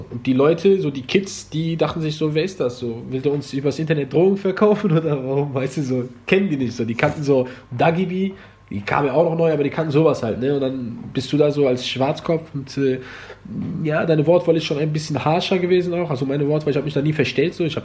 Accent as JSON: {"language": "German", "country": "Germany", "tie": "born or raised there", "said": "Ich bin voll Marokkaner, in Deutschland geboren, Deutschland groß geworden und äh, ja, das wär's erstmal."}